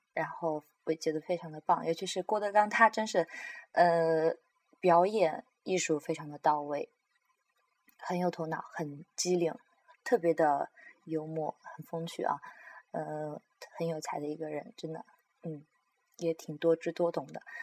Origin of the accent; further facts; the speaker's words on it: near Anqing, Anhui, China; 我就是安徽人，而且我的家离安庆很近